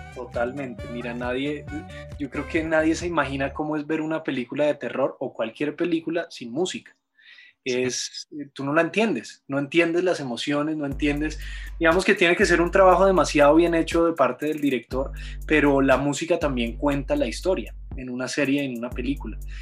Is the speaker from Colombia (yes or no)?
yes; Bogotá, Colombia; yo soy de Bogotá, Colombia.